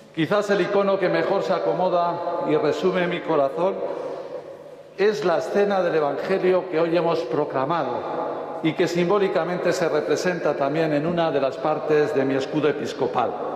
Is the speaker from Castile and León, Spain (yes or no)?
yes; Burgos, Castile and León, Spain; now in Galicia, Spain; de mi tierra burgalesa